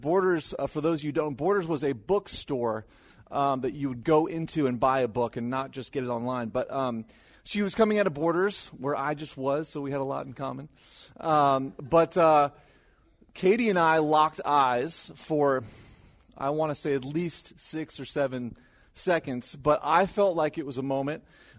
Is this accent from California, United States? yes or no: yes; California, United States; moved away; So, sometimes when people hear that I'm from California or we moved from California, they'll ask, hey, did you see any famous people?